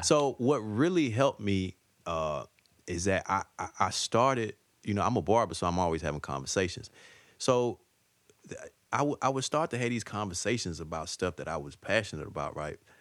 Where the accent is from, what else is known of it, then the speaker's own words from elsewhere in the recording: Atlanta, Georgia, United States; moved away as an adult; now in New York City, United States; I'm an Atlanta dude, man. So, like, you know, and, and I guess just my, the core of my values and, you know, like, I guess my accent